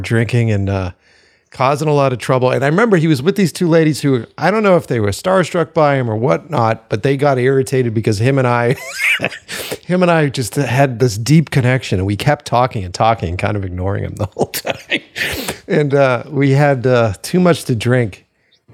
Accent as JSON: {"language": "English", "town": "Boston", "region": "Massachusetts", "country": "United States", "moved": "yes", "said": "I'm from Boston initially, so I don't keep my mouth shut."}